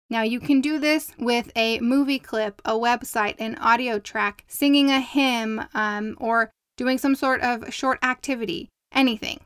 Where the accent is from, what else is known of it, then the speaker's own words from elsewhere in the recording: Southern California, United States; accent: Southern California; I sound like I'm from Southern California